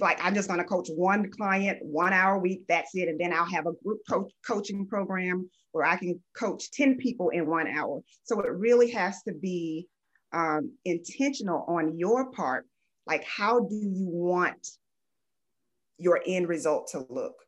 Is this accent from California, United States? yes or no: no; Fort Lauderdale, Florida, United States; I am originally from Fort Lauderdale, Florida. I actually was born to a teen mom